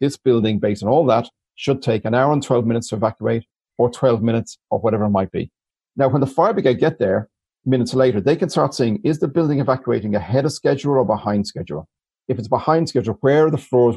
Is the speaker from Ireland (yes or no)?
yes; Dublin, Leinster, Ireland; I'm from Dublin, from Mauritania in particular, where when I was 11, we had 48 neighbors die in the Stardust fire